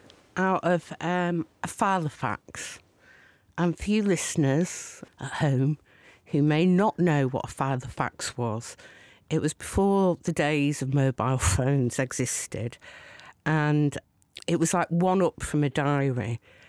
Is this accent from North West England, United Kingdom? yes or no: yes; Rawtenstall, North West England, United Kingdom; So I grew up in a satanic mill town in Lancashire called Rottenstall. But I went to school in Burnley.